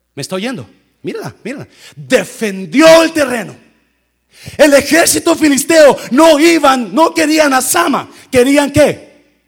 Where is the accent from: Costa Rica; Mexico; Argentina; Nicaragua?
Mexico; Nayarit; moved away; donde yo crecí, no soy de ahí, pero crecí en Nayarit